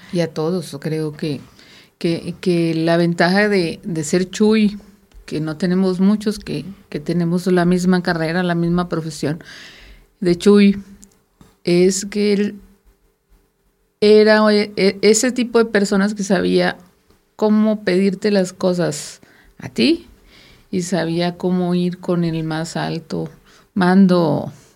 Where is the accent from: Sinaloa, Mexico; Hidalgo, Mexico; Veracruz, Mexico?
Sinaloa, Mexico; moved away; yo soy sinaloense